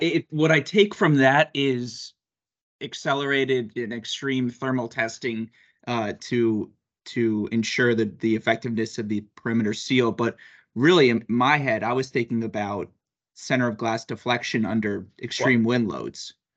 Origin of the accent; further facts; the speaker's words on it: New York, United States; I'm obviously from New York and I'm I'm in Boston